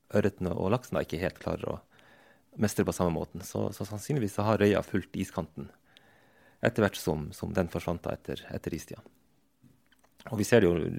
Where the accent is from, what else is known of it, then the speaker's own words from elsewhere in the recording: Troms og Finnmark, Norway; also born or lived in Vadsø / Tana; jeg vokste opp eh, i Øst-Finnmark